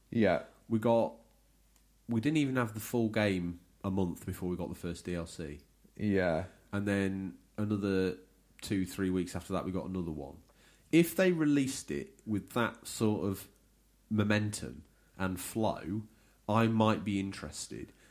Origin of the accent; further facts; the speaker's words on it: Brisbane, Queensland, Australia; I'm from Brisbane, mate. Brisbane.